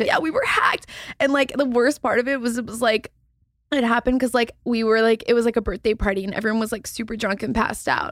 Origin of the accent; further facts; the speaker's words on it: Texas, United States; I'm from Texas